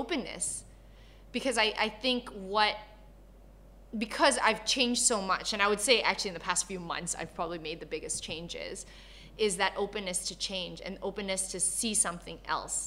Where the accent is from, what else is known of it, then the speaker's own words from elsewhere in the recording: Canada; moved away as an adult; also born or lived in Malaysia; I was born in Malaysia. I grew up in Canada.